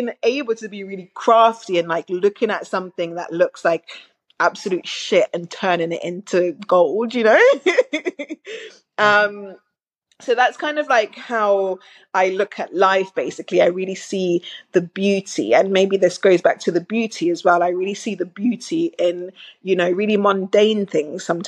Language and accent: English; Jamaica; also born or lived in Manchester, United Kingdom; now in London, United Kingdom; so I grew up in Jamaica, very modest, in a very modest home, in rural Jamaica as well.